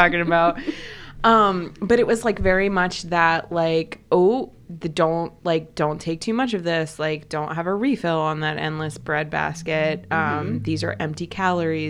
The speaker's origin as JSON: {"language": "English", "area": "the Midwest, near Canton and Akron", "region": "Ohio", "country": "United States", "said": "I was from the Midwest"}